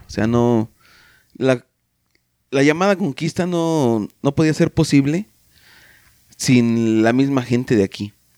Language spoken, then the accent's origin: Spanish; Mexico; como mexicanos